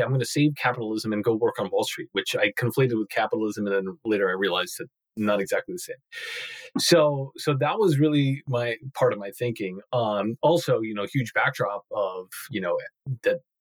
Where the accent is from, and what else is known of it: Long Island, New York, United States; born or raised there